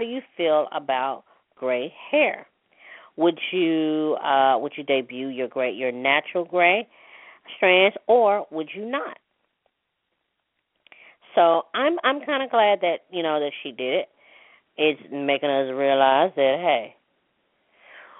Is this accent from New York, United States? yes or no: no; Mississippi, United States; I'm a Mississippi American, put it that way, okay, because I was born in Mississippi